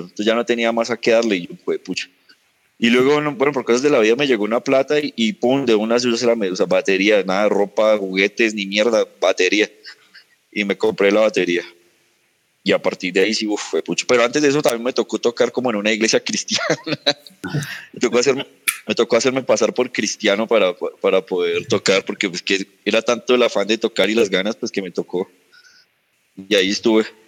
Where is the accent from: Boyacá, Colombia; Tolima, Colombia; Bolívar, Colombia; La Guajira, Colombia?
Boyacá, Colombia; Sogamoso; moved away; yo soy de Sogamoso, empecé allá con una banda